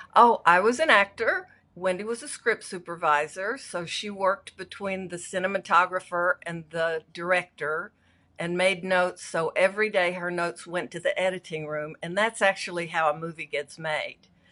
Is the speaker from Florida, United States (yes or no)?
no; Arkansas, United States; also born or lived in San Francisco; now in Los Angeles, United States; I grew up in a little farming town in Arkansas